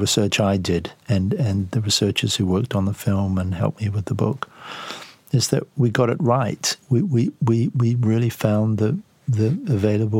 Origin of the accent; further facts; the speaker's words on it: New Zealand; I'm a New Zealander